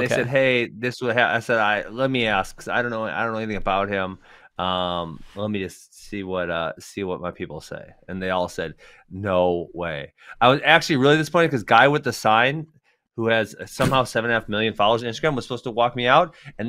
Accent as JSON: {"language": "English", "town": "Churchville", "country": "United States", "said": "I'm in the streets, man. I'm from Churchville, dog."}